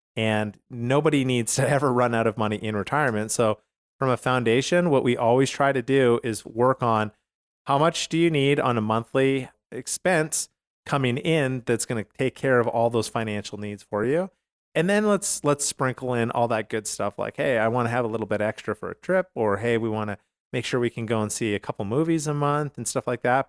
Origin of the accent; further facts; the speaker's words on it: Canada; now in United States; I'm from Canada originally